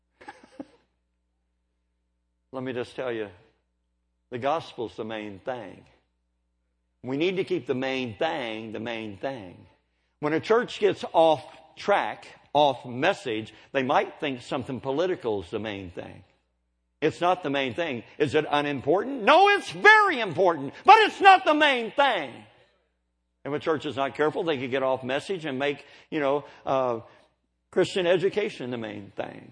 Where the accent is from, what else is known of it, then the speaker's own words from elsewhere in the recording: United States; also born or lived in Oklahoma / Kentucky; I'm from Kentucky and Oklahoma. I say it like this.